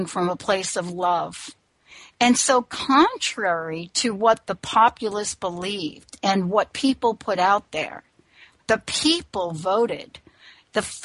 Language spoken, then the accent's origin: English; United States; also born or lived in New York / New Jersey; now in Washington, United States; I grew up in New York and New Jersey, but I moved to the state of Washington